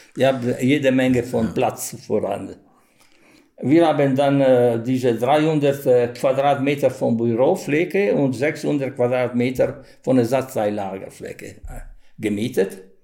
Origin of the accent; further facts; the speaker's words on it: Modena, Emilia-Romagna, Italy; German is a second language; also born or lived in Germany; ich habe immer gesagt, Modena